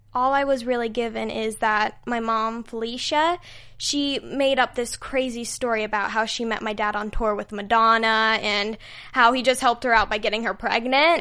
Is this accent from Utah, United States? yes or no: yes; Utah, United States; moved away; I'm from Utah